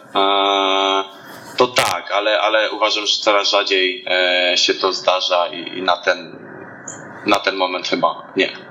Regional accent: Namysłów, Opole Voivodeship, Poland; moved away; do rodzinki do Namysłowa, pochodzę z Namysłowa

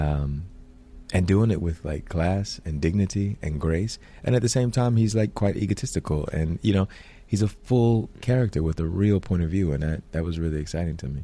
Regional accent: Alabama, United States; I grew up in Alabama, in a very small town in Alabama

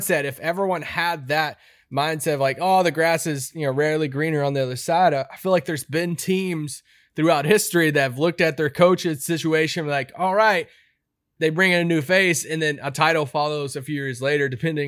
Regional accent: Baltimore, Maryland, United States; My stepmom growing up, I was from Baltimore, got me loving the Ravens at such a young age.

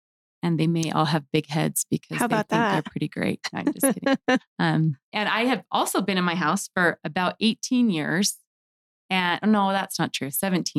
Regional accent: Sandy, Utah, United States; also born or lived in Herriman, Utah; I grew up in Sandy, Utah, and am now in Harriman

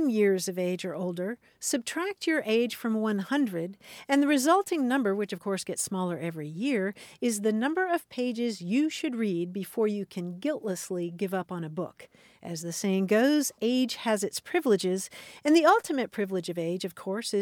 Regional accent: Kentucky, United States; moved away; I grew up in Kentucky

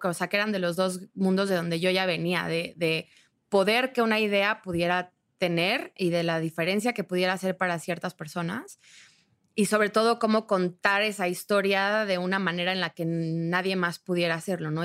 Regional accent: Mexico; somos mexicanos comprometidos con impulsar a nuestro país a un lugar mejor

